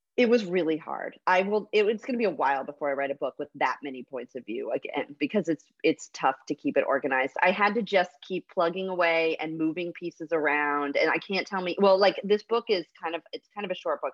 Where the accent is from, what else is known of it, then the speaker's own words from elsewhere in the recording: Fresno, California, United States; I grew up in Fresno, California